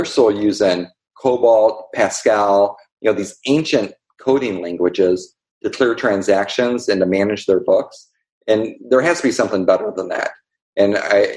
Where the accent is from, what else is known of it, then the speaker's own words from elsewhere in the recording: Columbia, Illinois, United States; I'm from a small town in Columbia, Illinois.